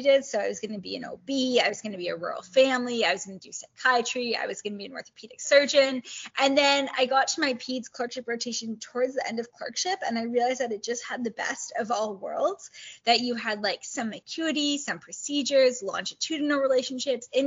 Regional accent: Kitchener, Ontario, Canada; moved away as an adult; also born or lived in Toronto, Canada; now in Edmonton, Canada; I grew up in Kitchener, Ontario, so Southwest Ontario

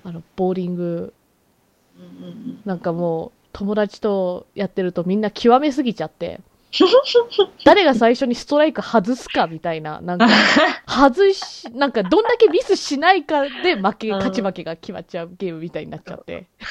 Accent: Canada; カナダ生まれカナダ育ちだからさ

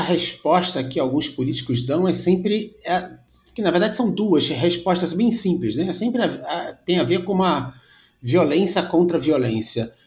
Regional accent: Rio de Janeiro, Brazil; eu sou do Rio de Janeiro

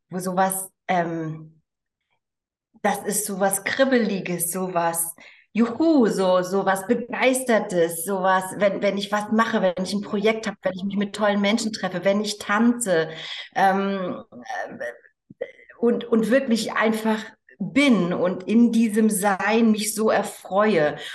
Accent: East Germany, Germany; es war damals noch Ost und West, ich bin in, in der DDR aufgewachsen.

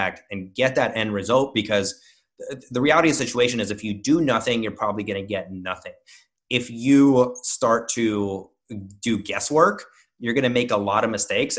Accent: Russia; moved away; I grew up in Russia

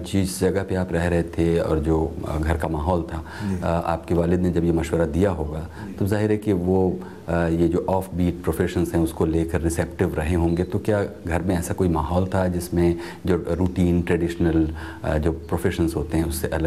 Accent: Ludhiana, Punjab, India; लुधियाने का रहने वाला हूँ

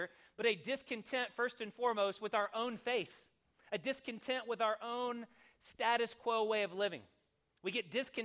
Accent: the South, United States; I grew up in the South

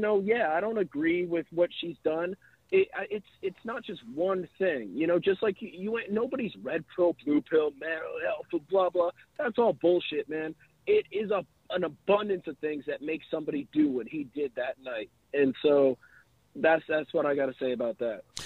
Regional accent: outside Detroit, Michigan, United States; I grew up outside Detroit

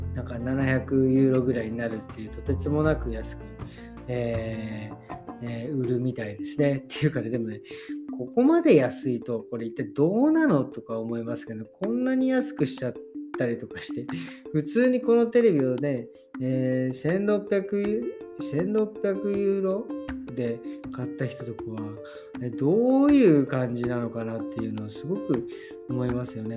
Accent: Japan; born or raised there

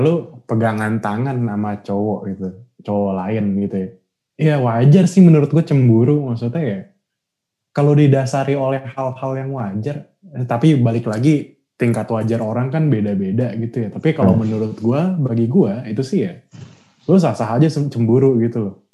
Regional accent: Indonesia; kita bilang dong itu dari Indonesia

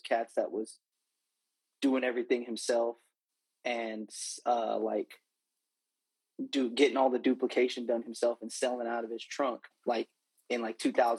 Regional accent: Fresno, California, United States; I'm from Fresno, California, born and raised, the 559

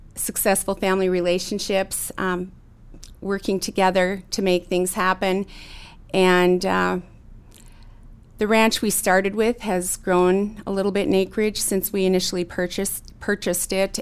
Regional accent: Williston, North Dakota, United States; I was born and raised in Williston, North Dakota.

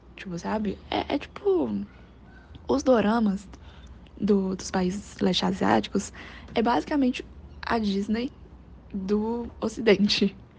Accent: China; now in Brazil; do meu país de origem, que é a China

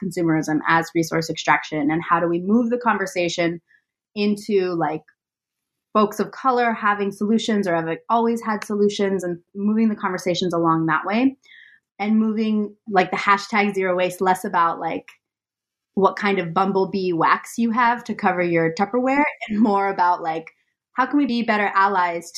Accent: South Bay, Bay Area, California, United States; now in Berkeley, United States; I'm from the Bay Area. I'm from the South Bay

